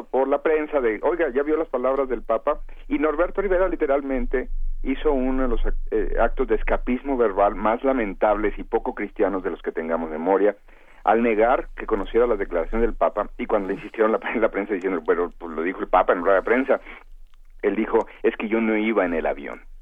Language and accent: Spanish; Guadalajara, Jalisco, Mexico; yo soy de Guadalajara.